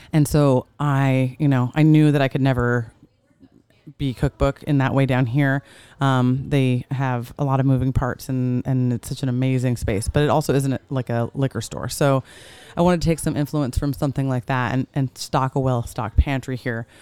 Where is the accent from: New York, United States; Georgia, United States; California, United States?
New York, United States; now in Orange County, United States; I'm from New York